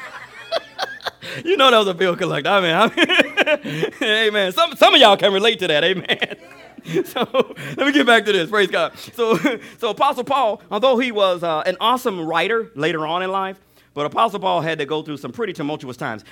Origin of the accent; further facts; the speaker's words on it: Alabama, United States; I grew up on Alab, in Alabama.